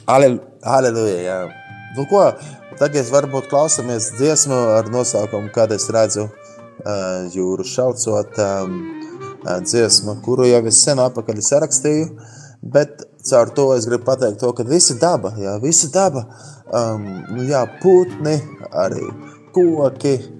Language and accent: Latvian; Latvia; esam Latvijā, esam latvieši